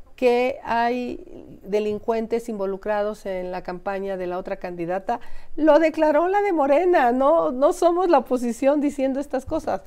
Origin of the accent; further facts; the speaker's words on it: Mexico; como mexicanos